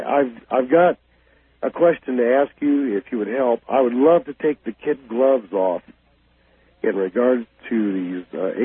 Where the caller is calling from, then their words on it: Kansas City, Missouri, United States; I am calling from Kansas City.